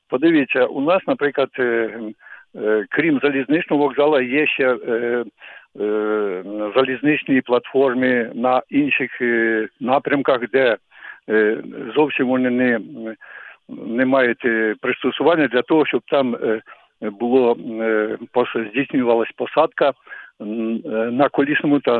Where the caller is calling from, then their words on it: Kyiv, Ukraine; я з Києва.